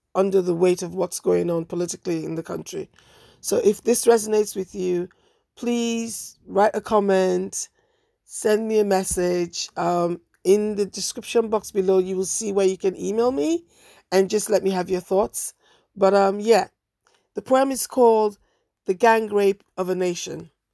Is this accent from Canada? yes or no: no; Nigeria; I am Nigerian